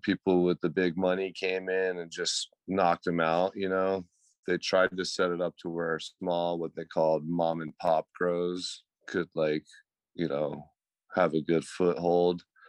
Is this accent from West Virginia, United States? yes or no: no; Georgia, United States; now in California, United States; I moved out here from Georgia